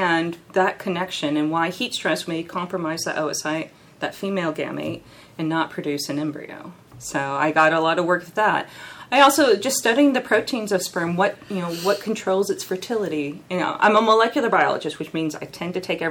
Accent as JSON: {"language": "English", "region": "California", "country": "United States", "also_born_or_lived": "Colorado", "moved": "as an adult", "said": "I'm from California"}